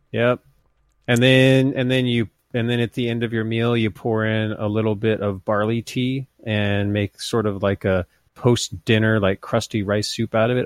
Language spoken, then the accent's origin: English; United States; also born or lived in Montana / Idaho; now in California, United States; I'm, I'm not from the Midwest, but I'm from the, the near Midwest in Idaho and Montana